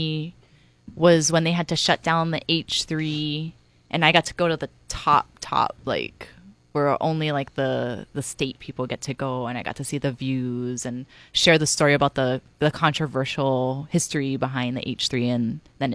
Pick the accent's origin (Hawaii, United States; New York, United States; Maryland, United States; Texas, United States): Hawaii, United States; Kapaa; I'm a warrior from Kapa'a